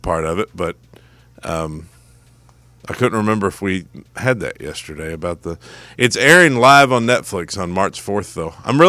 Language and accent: English; United States; But as an American